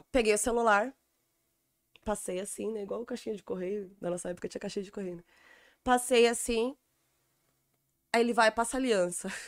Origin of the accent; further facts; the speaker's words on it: São Paulo, Brazil; porque eu sou do Jaraguá, não sei andar no centro.